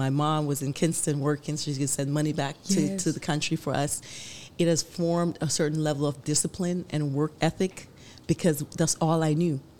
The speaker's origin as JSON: {"language": "English", "country": "Jamaica", "said": "I think it's a part of the country, you know, being Jamaican."}